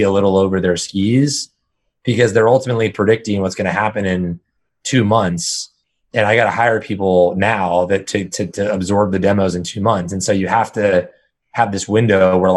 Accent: Northern California, United States; now in San Francisco, United States; I've been born and raised in Northern California my entire life.

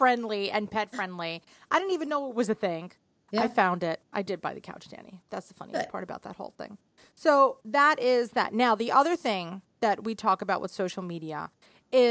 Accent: New York City, New York, United States; the city

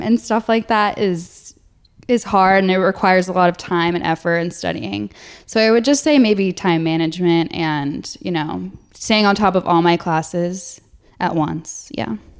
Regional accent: New Jersey, United States; also born or lived in Alabama; I'm from New Jersey

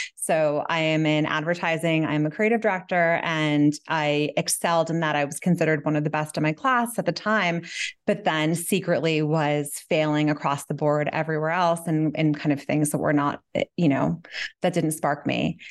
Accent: New York City, New York, United States; moved away as an adult; now in Catskills, United States; I grew up in Manhattan, and I currently live on a mountain

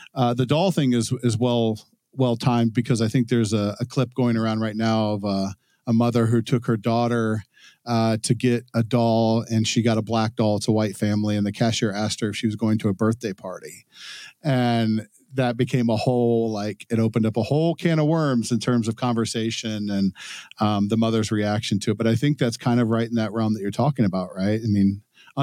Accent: Cincinnati, Dayton area, Ohio, United States; also born or lived in Texas / Dallas; now in New Hampshire, United States; I grew up in Ohio. I lived in Texas for a long time.

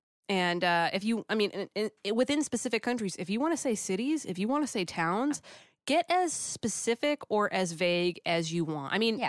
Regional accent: United States; Being an American is very embarrassing.

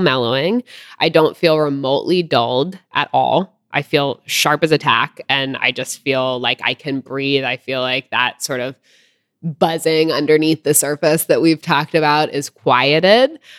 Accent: California, United States; I grew up in California

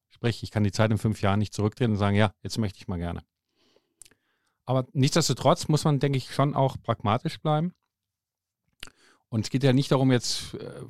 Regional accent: Finland; moved away; Also ich bin ja aus Finnland hierher gekommen und da haben wir ein anderes Gesundheitssystem.

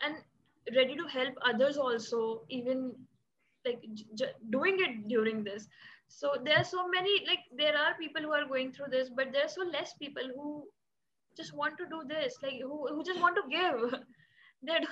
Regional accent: Jaipur, Rajasthan, India; I'm from Jaipur, Rajasthan

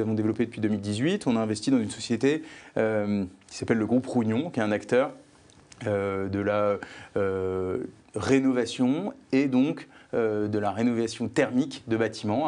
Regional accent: France; moved away as an adult; now in Belgium; j'ai grandi en France

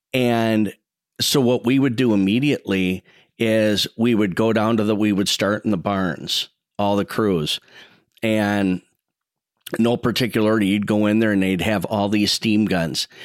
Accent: Saint Paul, Minnesota, United States; I grew up right in Como Park. I grew up exactly, um, right in the middle between the park and the fair, right by Holy Childhood Church

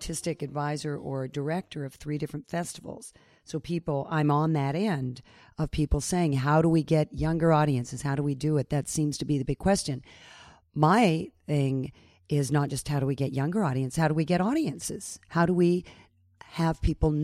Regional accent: United States; Being an American

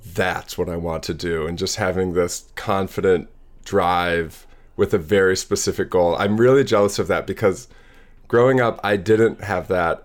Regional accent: Madison, Wisconsin, United States; born or raised there; also born or lived in Seattle, Washington

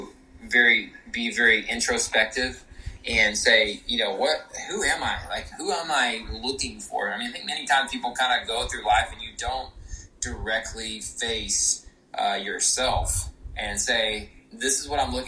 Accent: Austin, Texas, United States; moved away; I was from Austin, Texas originally

